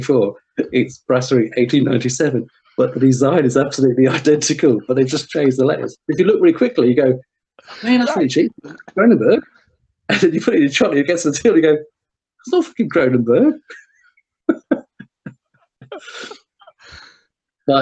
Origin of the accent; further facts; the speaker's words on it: United Kingdom; we're very reserved, we're British